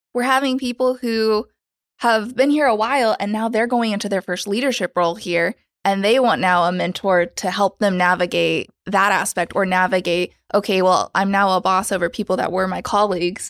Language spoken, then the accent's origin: English; Oklahoma, United States; now in New York City, United States; I'm from Oklahoma